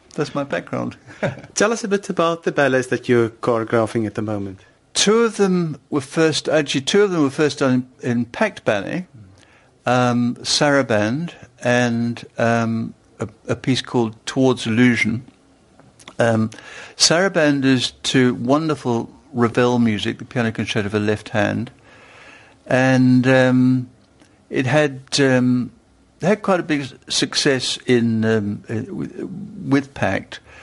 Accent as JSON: {"language": "English", "region": "London", "country": "United Kingdom", "tie": "born or raised there", "also_born_or_lived": "Stuttgart", "moved": "as an adult", "said": "I was born in London."}